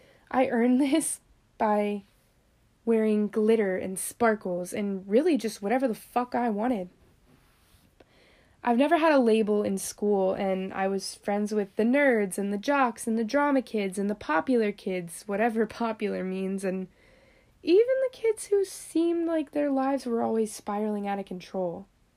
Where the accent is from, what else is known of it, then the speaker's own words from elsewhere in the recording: Florida, United States; accent: northern; Though I'm from Florida, most say I have more of a northern accent, which I love because I hate this furnace of a state.